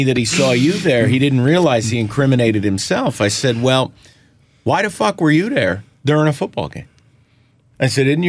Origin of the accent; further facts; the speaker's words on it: Detroit, Michigan, United States; I'm from Metro Detroit.